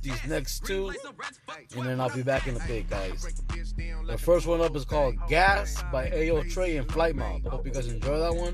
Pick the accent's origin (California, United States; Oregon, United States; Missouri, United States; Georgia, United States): California, United States; Orange County; That's where I'm from, guys. I'm from Orange County